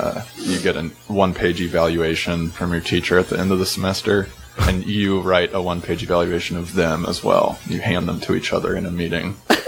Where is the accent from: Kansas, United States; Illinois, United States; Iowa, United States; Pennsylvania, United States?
Kansas, United States; Lawrence; Lawrence, Kansas.